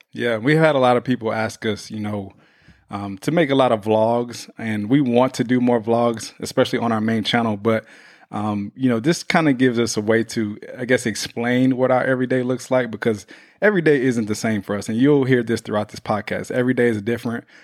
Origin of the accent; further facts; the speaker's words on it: Houston, Texas, United States; now in Los Angeles, United States; Houston, my hometown, we are coming to you